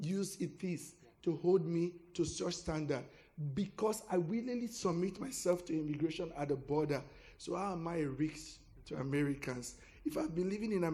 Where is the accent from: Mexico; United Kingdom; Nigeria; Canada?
Nigeria; moved away as an adult; now in United States; I'm from Nigeria